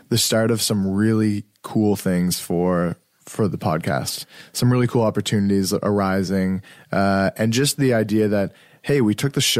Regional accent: Halifax, Nova Scotia, Canada; we're from Halifax. It's not a super huge city. It's it's big enough.

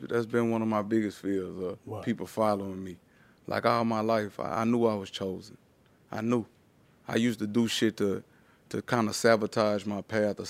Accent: Louisiana, United States; It's a real racist place, like being in Louisiana, just being down South, period.

